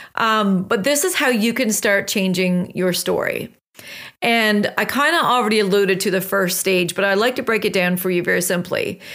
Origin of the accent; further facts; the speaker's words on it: West Coast of Newfoundland, Newfoundland and Labrador, Canada; moved away; I just returned back from a trip home, which is the West Coast of Newfoundland